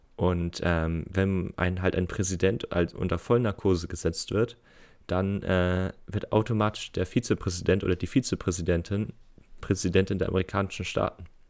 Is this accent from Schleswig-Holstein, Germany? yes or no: yes; Geesthacht, Schleswig-Holstein, Germany; bei uns in Gestacht